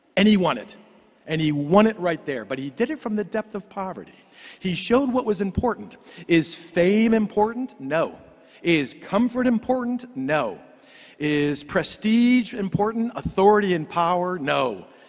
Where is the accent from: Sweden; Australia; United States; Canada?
United States; Cleveland, Ohio; I grew up in Cleveland